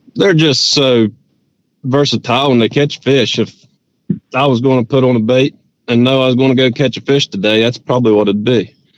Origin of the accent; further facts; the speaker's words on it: Richwood, West Virginia, United States; deeper in the mountains where I grew up in Richwood